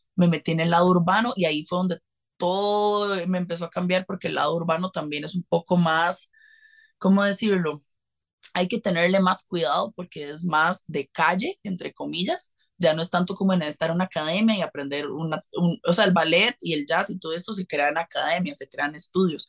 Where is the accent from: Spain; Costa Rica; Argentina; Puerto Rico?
Costa Rica; soy de Costa Rica